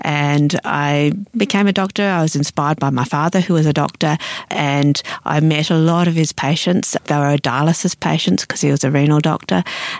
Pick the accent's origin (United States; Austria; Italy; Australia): Australia; I came here and I realised that there was two Australias. And as an Australian, I felt that it was important to actually recognise